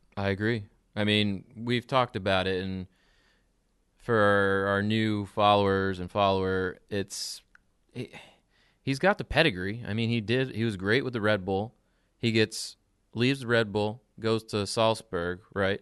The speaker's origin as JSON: {"language": "English", "region": "New Jersey", "country": "United States", "said": "we're from New Jersey"}